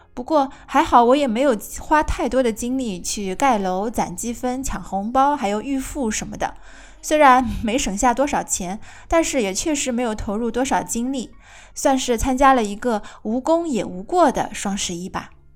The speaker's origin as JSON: {"language": "Chinese", "country": "China", "said": "我们中国人"}